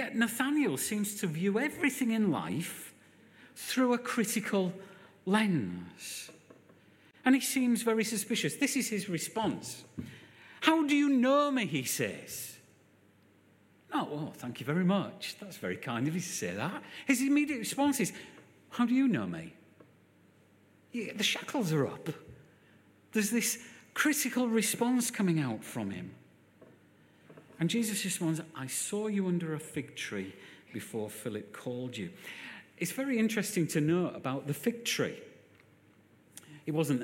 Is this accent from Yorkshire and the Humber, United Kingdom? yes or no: yes; Hull, Yorkshire and the Humber, United Kingdom; now in Birmingham, United Kingdom; I'm from Hull.